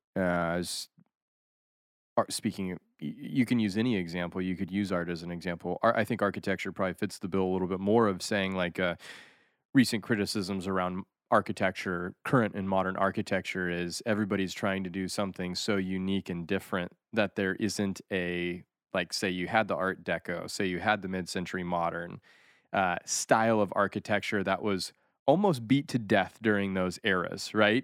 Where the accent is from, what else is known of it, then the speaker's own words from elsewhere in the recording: Rocky Mountains, United States; also born or lived in Japan; the Rocky Mountain environment that I grew up